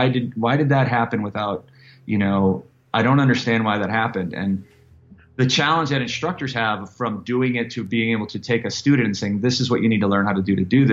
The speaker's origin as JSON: {"language": "English", "town": "Chicago", "region": "Illinois", "country": "United States", "tie": "born or raised there", "said": "I'm from South Side of Chicago. It was a really bad neighborhood."}